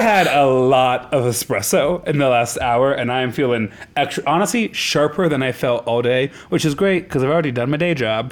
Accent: Nebraska, United States; moved away; I'm from Nebraska

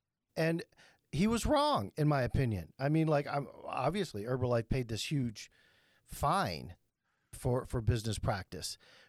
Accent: New York City, New York, United States; I grew up in the Bronx or Brooklyn or whatever, you know, a Jewish kid that just beat the shit out of everybody

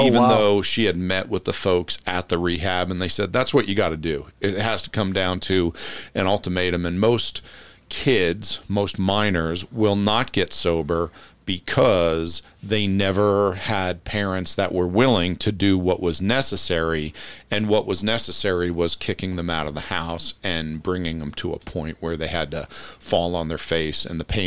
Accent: Passaic County, northern New Jersey, United States; moved away as an adult; also born or lived in Europe; born and raised in New Jersey, northern New Jersey, Passaic County

